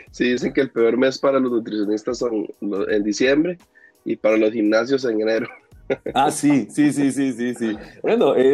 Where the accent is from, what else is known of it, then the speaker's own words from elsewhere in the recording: Lima, Peru; soy, soy de Lima, mi esposa también, sí.